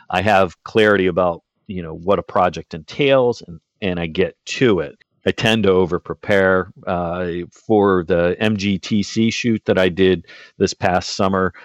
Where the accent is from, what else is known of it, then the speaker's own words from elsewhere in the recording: outside of Pittsburgh, Pennsylvania, United States; moved away as an adult; I grew up outside of Pittsburgh